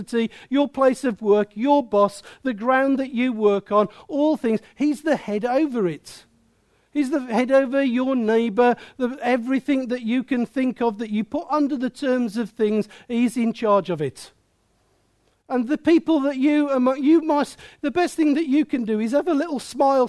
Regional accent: Midlands, United Kingdom; I'm from the Midlands

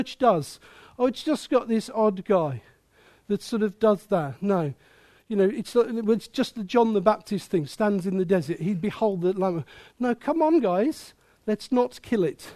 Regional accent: Midlands, United Kingdom; I'm from the Midlands

